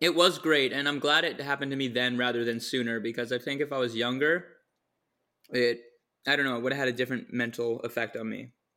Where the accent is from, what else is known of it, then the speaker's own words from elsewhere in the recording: near Seattle, Washington, United States; now in Victoria, Canada; I was actually born in Washington, near Seattle.